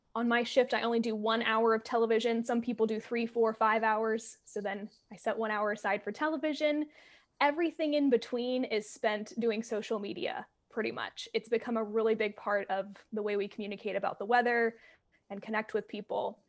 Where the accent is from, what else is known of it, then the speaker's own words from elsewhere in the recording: Alabama, United States; I'm from Alabama. That's where I grew up and like saw weather and learned about weather.